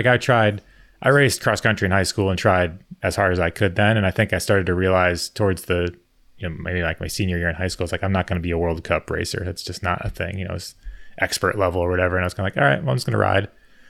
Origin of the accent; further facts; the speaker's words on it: Connecticut, United States; I grew up in Connecticut.